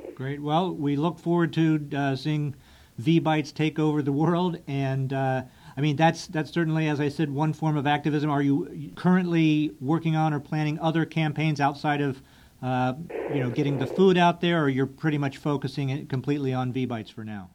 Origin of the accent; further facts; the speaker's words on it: United States; as an American